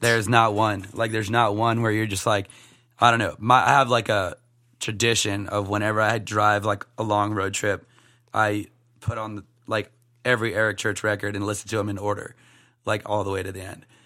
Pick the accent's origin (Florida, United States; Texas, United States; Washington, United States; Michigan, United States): Florida, United States; Sebring; moved away as an adult; also born or lived in Chattanooga, Tennessee; now in Nashville, United States; my hometown is Sebring, Florida, Highlands County.